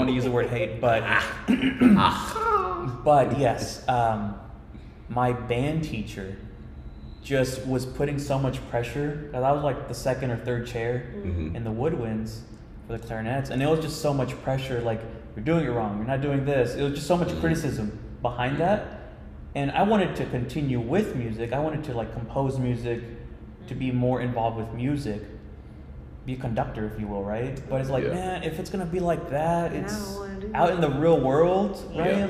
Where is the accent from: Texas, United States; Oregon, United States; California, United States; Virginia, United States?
Texas, United States; Royse City; now in Plano, United States; When I was a little boy, a little country kid, I'm from Roy City, Texas.